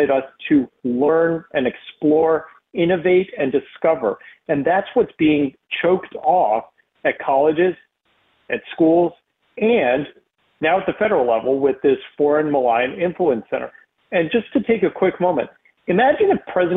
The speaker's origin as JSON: {"language": "English", "region": "East Coast", "country": "United States", "tie": "born or raised there", "also_born_or_lived": "Texas", "moved": "as an adult", "said": "I was a Jew growing up in the East Coast"}